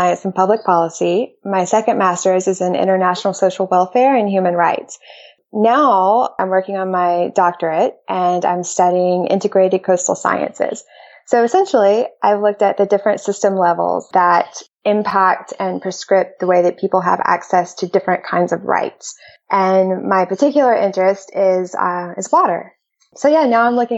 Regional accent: Alabama, United States; also born or lived in Chicago / Peru / Seattle, Washington; now in North Carolina, United States; I was born in Alabama. So grew up in the South

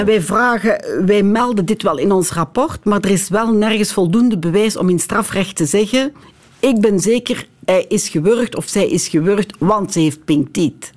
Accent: Lommel, Flanders, Belgium; ik zelf van Lommel ben

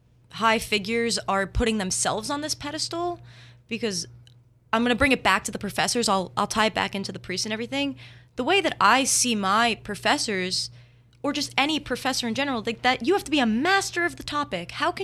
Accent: New Jersey, United States; now in Philadelphia, United States; I'm from New Jersey

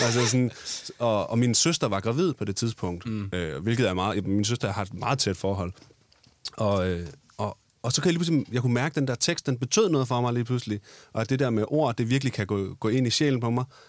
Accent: Odense, Southern Denmark, Denmark; moved away; dengang jeg boede hjemme i Lille Odense

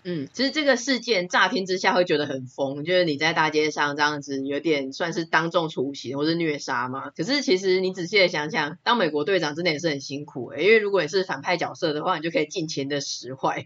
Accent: Taiwan; 我觉得应该算是我们台湾人很幸福啦

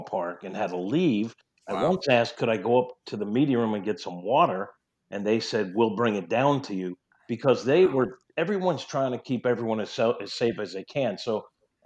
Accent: New York, United States; accent: New York twang; moved away; also born or lived in St. Louis; I'm a New Yorker. I still have a little New York twang sometimes I hear

